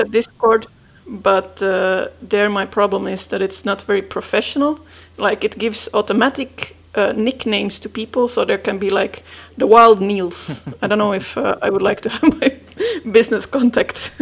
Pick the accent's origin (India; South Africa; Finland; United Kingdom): Finland; moved away as an adult; now in Belgium; I'm originally from Finland. I moved to Belgium about 13 years ago